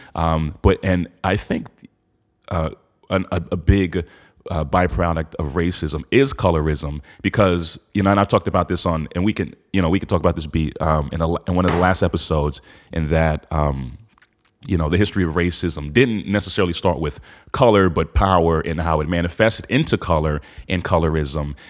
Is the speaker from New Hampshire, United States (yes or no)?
yes; New Hampshire, United States; I grew up in New Hampshire with all white people